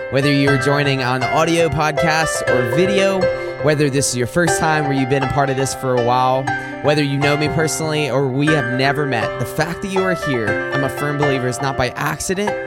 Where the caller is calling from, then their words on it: Macomb, Michigan, United States; I'm recording from Macomb, Michigan. If you're not familiar with the Detroit metro area, then I am about